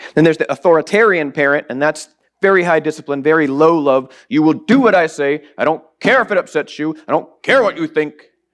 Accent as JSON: {"language": "English", "region": "the South", "country": "United States", "tie": "born or raised there", "said": "I grew up in the South"}